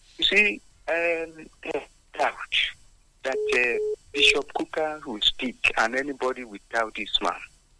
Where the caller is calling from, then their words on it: Abeokuta, Ogun State, Nigeria; Good morning, Wale. … from Abeokuta.